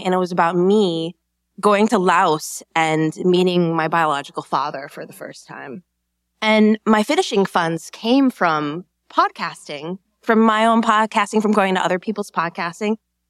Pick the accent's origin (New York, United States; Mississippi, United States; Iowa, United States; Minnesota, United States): Minnesota, United States; I grew up in Minnesota.